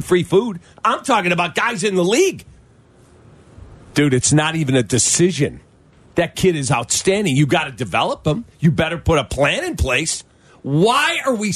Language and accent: English; Chicago, Illinois, United States; This is my hometown